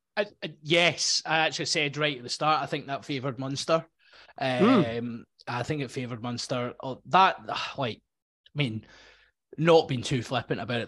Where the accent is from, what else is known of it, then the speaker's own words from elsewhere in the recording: Scotland, United Kingdom; being a Scottish person